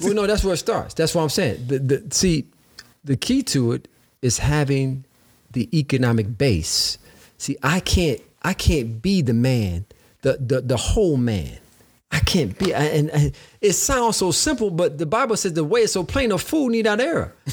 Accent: Detroit, Michigan, United States; moved away as an adult; also born or lived in Illinois; growing up in Detroit, Michigan

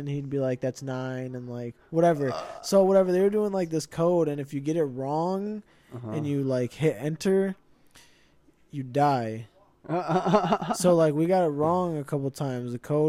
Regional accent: Aurora, Illinois, United States; I'm from Aurora.

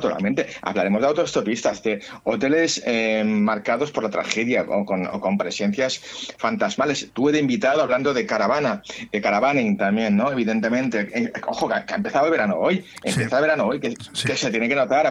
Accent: Catalonia, Spain; como catalán que soy

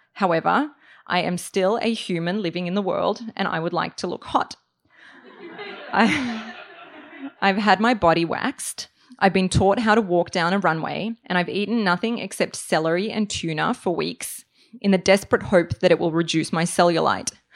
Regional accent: Australia; moved away as an adult; also born or lived in Serbia; now in New York, United States; I'm originally from Serbia, grew up in Australia

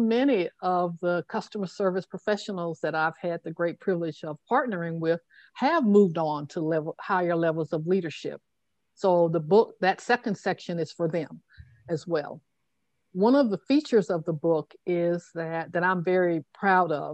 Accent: Tuscaloosa, Alabama, United States; growing up in Tuscaloosa, Alabama

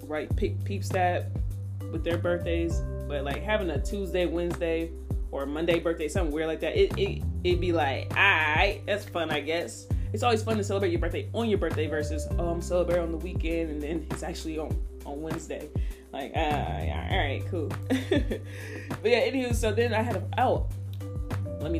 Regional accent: Indiana, United States; now in Atlanta, United States; I'm from Indiana

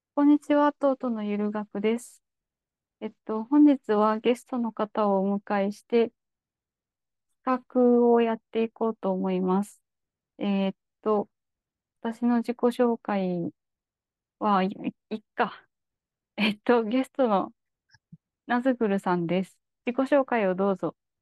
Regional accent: Kansai, Japan; 天下の関西人といえども

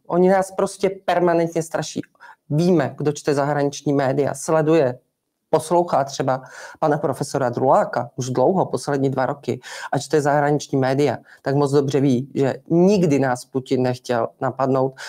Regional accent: Haná, Olomouc Region, Czechia; já jsem opravdu ze starého sedláckého rodu a já tu Hanou znám a mám tam spoustu kamarádů, zemědělců, kteří ještě znali mého tátu

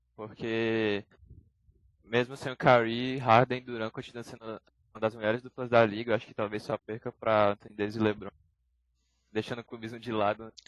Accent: Fortaleza, Ceará, Brazil; eu tenho 16 anos, sou de Fortaleza

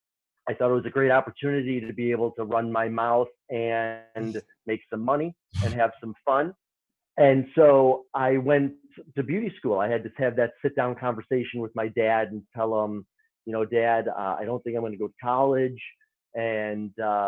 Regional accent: Chicago, Illinois, United States; moved away as an adult; also born or lived in New York City; I'm originally from Chicago. I'm a Midwesterner

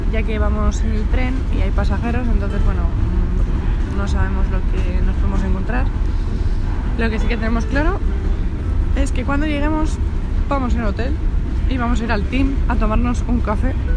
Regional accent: Madrid, Community of Madrid, Spain; nosotros somos de Madrid

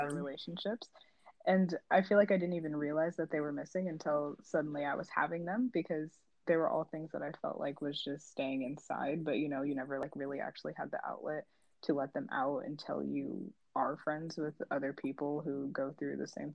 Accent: suburbs of Chicago, Illinois, United States; now in Paris, France; I'm also from the suburbs of Chicago, but I'm currently living in Paris

